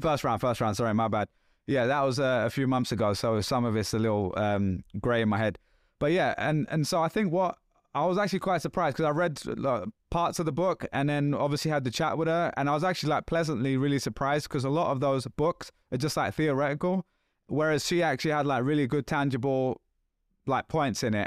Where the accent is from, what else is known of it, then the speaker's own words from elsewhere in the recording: London, United Kingdom; accent: London; this is still a London accent, but this is, like, fifteen years ago almost where you couldn't understand what I was saying, right? And it was, like, lots of slang and just, like, thick.